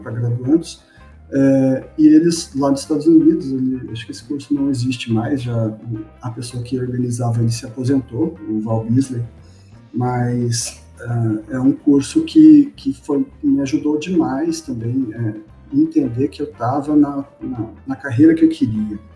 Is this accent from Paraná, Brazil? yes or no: yes; Londrina, Paraná, Brazil; now in Goiânia, Brazil; Eu sou de Londrina, mas eu moro em Goiânia.